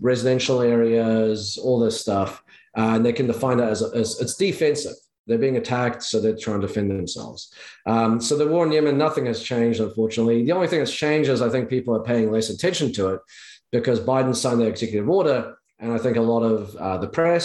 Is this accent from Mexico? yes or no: no; New Zealand; I'm from New Zealand